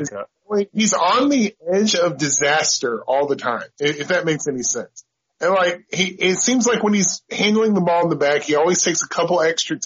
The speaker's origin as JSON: {"language": "English", "country": "United States", "said": "I'm an American"}